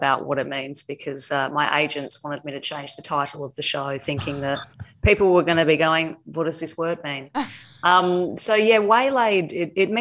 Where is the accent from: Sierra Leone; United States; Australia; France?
Australia; regional Western Australia; moved away as an adult; also born or lived in United Kingdom; I moved over to the UK at the age of 18 on a one-way ticket to live an exceptional life, which I did do. I spent 11 years there and loved it, and fled home in a panic at the start of 2020, and thought that maybe I would be hanging out in my hometown in regional WA